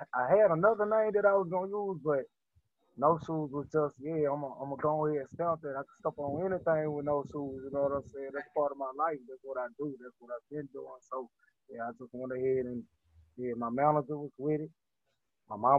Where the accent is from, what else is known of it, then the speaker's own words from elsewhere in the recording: Baton Rouge, Louisiana, United States; I'm from Baton Rouge, Louisiana. I come from a little spot called Allison, you know what I'm saying? In Baton Rouge